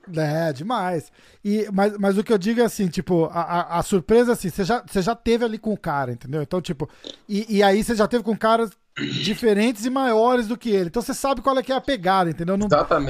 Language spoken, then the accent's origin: Portuguese; Brazil; eu sou brasileiro também